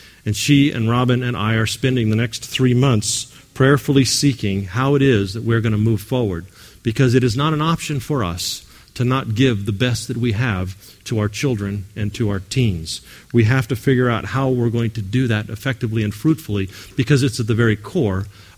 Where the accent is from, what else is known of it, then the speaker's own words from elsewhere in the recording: California, United States; I came from California to start a spiritual community about 12 years ago